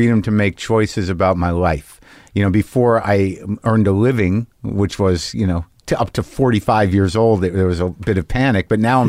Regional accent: New Mexico, United States; moved away; also born or lived in New Jersey / Boston / Los Angeles / New York; When Kennedy was shot, I was 2 months old. I grew up in New Mexico, born in New Jersey. Most of the formative years, though, second grade through high school in New Mexico.

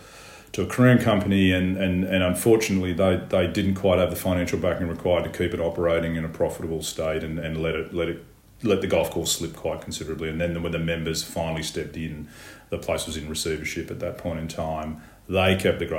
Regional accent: Charlestown, New South Wales, Australia; Charlestown Golf Course, which is my hometown

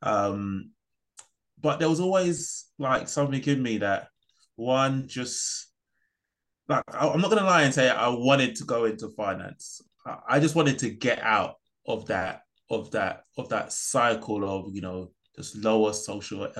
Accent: London, United Kingdom; also born or lived in New York, United States; I was lucky to be brought up in Peckham.

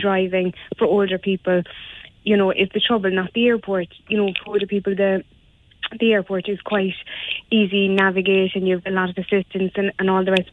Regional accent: Ireland

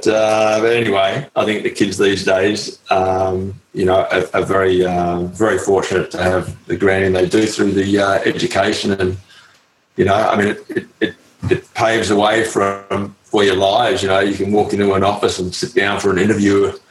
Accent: Melbourne, Victoria, Australia; also born or lived in London / Adelaide; I grew up in Melbourne from possibly the age of six.

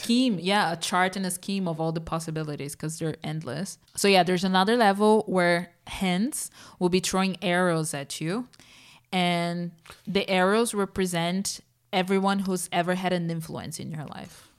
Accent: Brazil; moved away; Growing up in Brazil

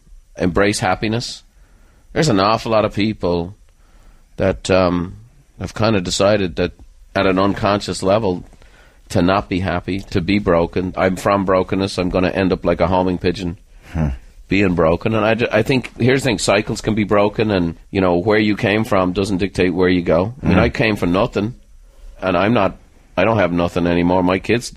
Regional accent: Ireland; I'm an Irishman

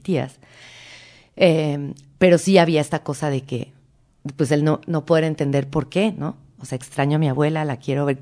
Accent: Mexico; accent: Mexican; also born or lived in Argentina; yo siempre que iba a Argentina era la primita mexicana. Claro. Ah, porque hablaba como mexicana

